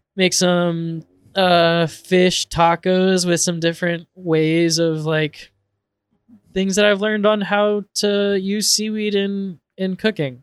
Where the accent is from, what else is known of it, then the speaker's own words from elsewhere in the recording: Portland, Oregon, United States; growing up in Portland